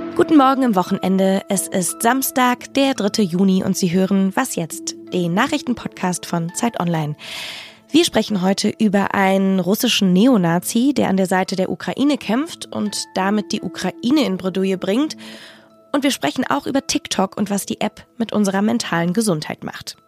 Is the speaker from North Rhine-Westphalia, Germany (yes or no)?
no; Rhens, Rhineland-Palatinate, Germany; Ich bin am Mittelrhein aufgewachsen, in einem ziemlich beschaulichen Ort namens Rehens